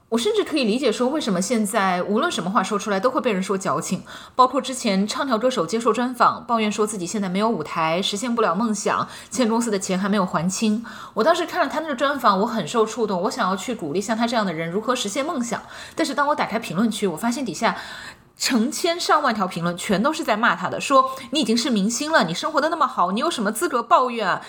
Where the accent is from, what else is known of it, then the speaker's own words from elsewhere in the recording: China; now in United States; 这也是我们中国人在不断的碰壁中，不断的一次次的成长过程的兜头冷水中学会的一种生存智慧吧